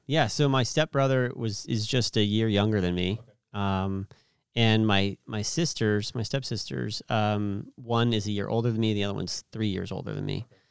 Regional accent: Merced, California, United States; also born or lived in Clovis, California / Stockton, California; Merced would, would be what I would call my hometown

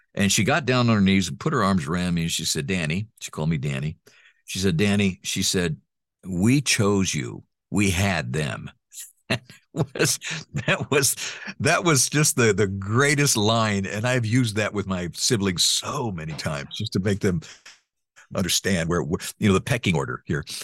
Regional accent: Honduras; first language Spanish; English is a second language; moved away; also born or lived in Texas; my parents adopted me, took me home, uh, and to Honduras, and I started growing up in Honduras.

